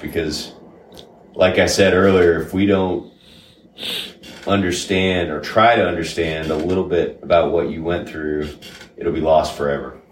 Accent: Sarasota, Florida, United States; I grew up in uh, Sarasota, Florida.

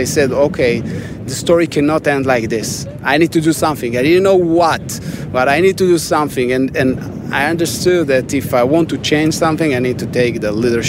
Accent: Arad, Southern District, Israel; I was born and raised in Arad

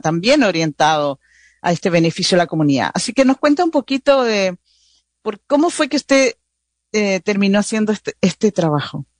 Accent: Chile; now in United States; como decimos en Chile

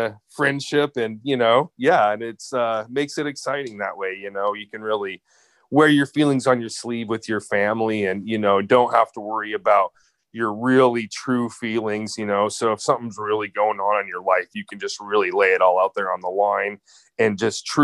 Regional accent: Glenrock, Wyoming, United States; moved away as an adult; also born or lived in Casper, Wyoming / Laramie, Wyoming; now in Seattle, United States; I was born in Casper, Wyoming, and raised in Glen Rock, Wyoming

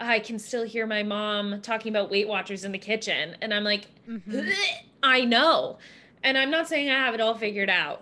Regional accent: Wisconsin, United States; I'm from Wisconsin

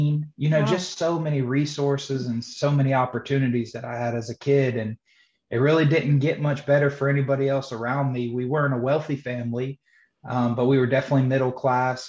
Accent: Johnston County, North Carolina, United States; I was born and raised in Johnston County, North Carolina.

